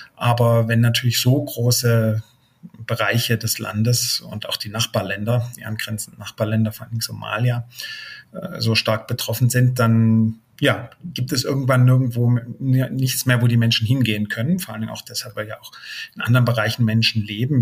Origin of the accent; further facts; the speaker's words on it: Germany; bei uns in Deutschland